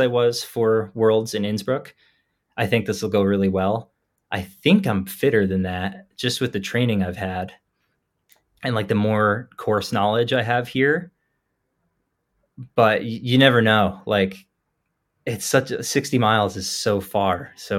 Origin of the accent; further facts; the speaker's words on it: New Jersey, United States; And I grew up in New Jersey, so it would be really cool to me to run a 50-mile race, like, 20 minutes from where I grew up.